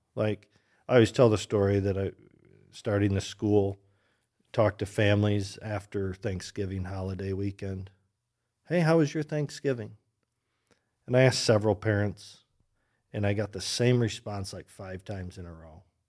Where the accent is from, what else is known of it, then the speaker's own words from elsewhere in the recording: Michigan, United States; moved away as an adult; also born or lived in Oregon; now in Grand Rapids, United States; I grew up in Michigan